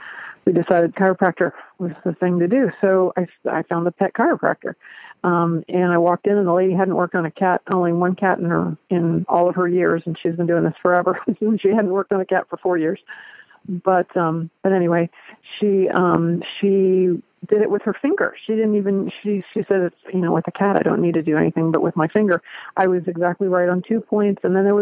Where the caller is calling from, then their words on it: Cincinnati, Ohio, United States; I'm calling from Cincinnati, Ohio.